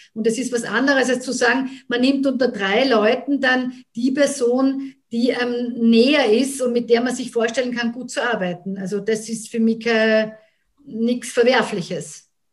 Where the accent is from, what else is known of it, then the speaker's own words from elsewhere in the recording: Graz, Styria, Austria; ich bin gebürtige Grazerin und ähm, habe immer in Graz mit Unterbrechungen gelebt